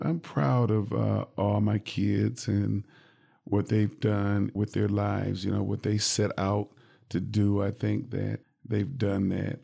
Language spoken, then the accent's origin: English; Jackson, Michigan, United States; now in Lansing, United States; I grew up in Jackson